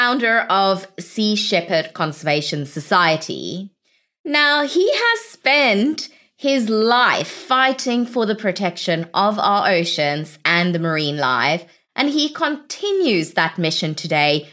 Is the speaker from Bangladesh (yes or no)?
no; South Africa; moved away; I'm originally from South Africa